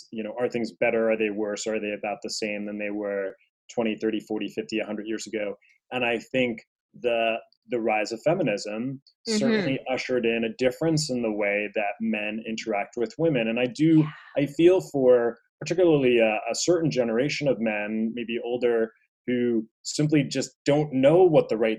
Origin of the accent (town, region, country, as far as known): New York City, New York, United States